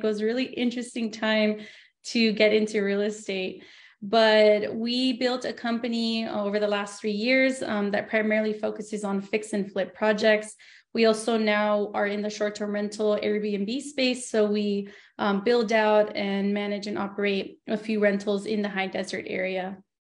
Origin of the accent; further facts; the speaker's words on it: Los Angeles, California, United States; moved away as an adult; now in Yucca Valley, United States; I was born and raised in Los Angeles, but now I live in Yucca Valley